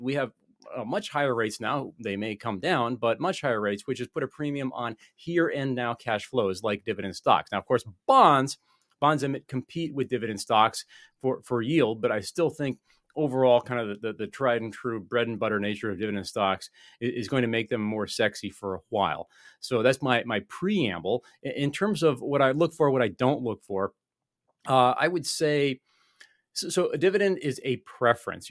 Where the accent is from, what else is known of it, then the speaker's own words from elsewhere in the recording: United States; I'm an American